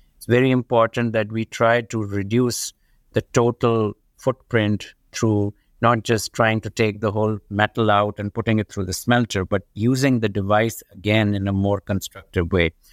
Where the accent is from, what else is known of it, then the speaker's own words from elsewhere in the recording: Pakistan; moved away as an adult; now in United States; I grew up in Pakistan, in a developing country